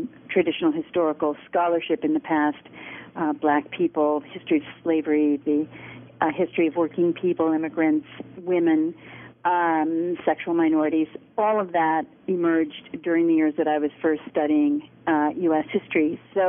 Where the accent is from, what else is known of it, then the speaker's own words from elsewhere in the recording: Los Angeles, California, United States; moved away as an adult; I was born and raised in Los Angeles, and went to school there through the public school system and the University of California system